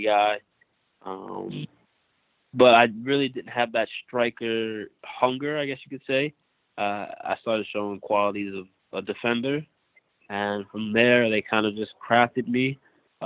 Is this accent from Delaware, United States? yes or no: yes; Northern Delaware, United States; also born or lived in The Bronx, New York; I was born in the Bronx. I lived there for most of my childhood, and then moved to Delaware when I was about seven. And been living in Northern Delaware since